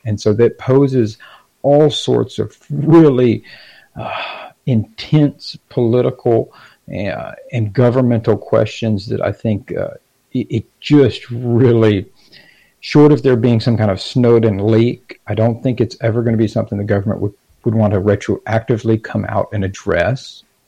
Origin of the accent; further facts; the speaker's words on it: Gainesville, Florida, United States; I'm from Gainesville